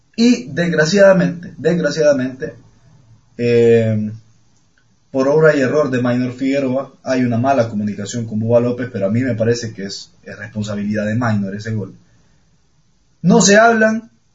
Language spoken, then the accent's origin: Spanish; Honduras; soy hondureño